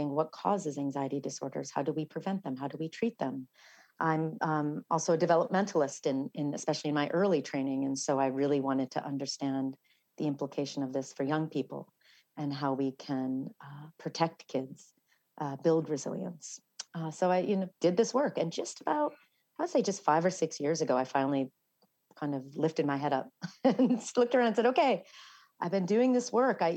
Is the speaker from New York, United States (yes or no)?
yes; New York City, New York, United States; also born or lived in Ireland (half Irish ancestry); being a New Yorker